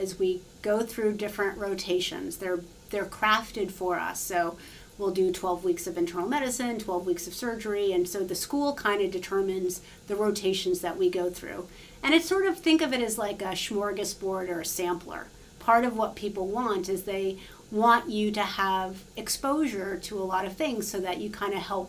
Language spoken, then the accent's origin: English; New York City, New York, United States; moved away as an adult; now in Charlottesville, Virginia, United States; I actually am a public school kid, so I grew up in New York City